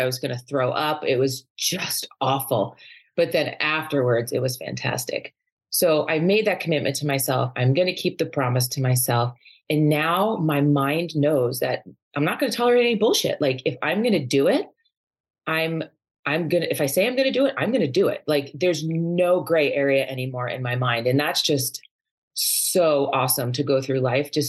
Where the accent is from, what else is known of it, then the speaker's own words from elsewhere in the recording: New York, United States; moved away as an adult; also born or lived in Boston / California / Seattle; now in Arizona, United States; Growing up in New York